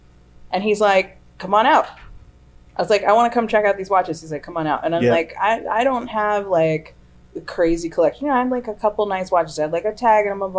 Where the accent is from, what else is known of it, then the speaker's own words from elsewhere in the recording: New York, United States; Upstate New York.